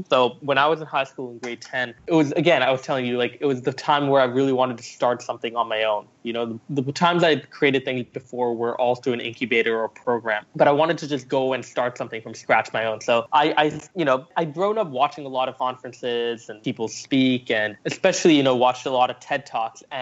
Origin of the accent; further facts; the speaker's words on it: Canada; also born or lived in Singapore; So I was born in Singapore. I moved to Canada when I was nine years old, um, and basically went through junior high, high school, very much dabbling with entrepreneurship